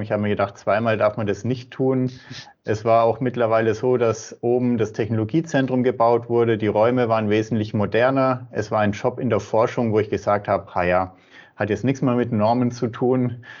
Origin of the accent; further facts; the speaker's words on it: Würzburg, Bavaria, Germany; bin ein Franke, komme aus Würzburg und arbeite auch in Würzburg